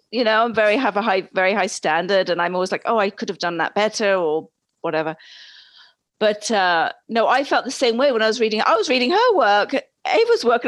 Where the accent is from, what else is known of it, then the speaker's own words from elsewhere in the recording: England, United Kingdom; accent: British; also born or lived in East Coast, United States; now in United States; I was originally born in England